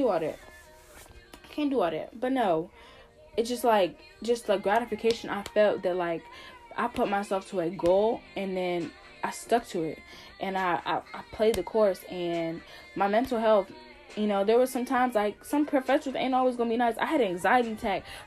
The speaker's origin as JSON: {"language": "English", "region": "New Jersey", "country": "United States", "also_born_or_lived": "North Carolina", "moved": "as an adult", "said": "I'm from New Jersey and I went to school in North Carolina, 7 hours away from home."}